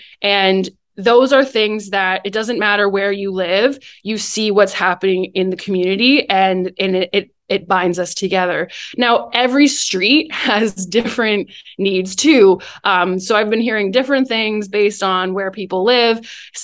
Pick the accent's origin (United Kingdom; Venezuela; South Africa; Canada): Canada; Guelph, Ontario; moved away as an adult; I'm from Guelph